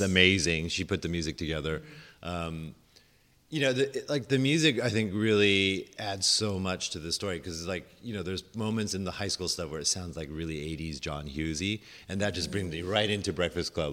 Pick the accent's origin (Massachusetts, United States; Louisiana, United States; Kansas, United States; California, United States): California, United States; Orinda; moved away as an adult; also born or lived in Hong Kong; I grew up in Orinda